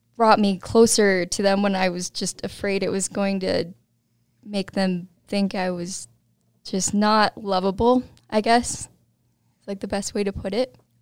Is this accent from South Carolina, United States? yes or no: no; East Helena, Montana, United States; moved away; also born or lived in Colorado; I grew up in Montana.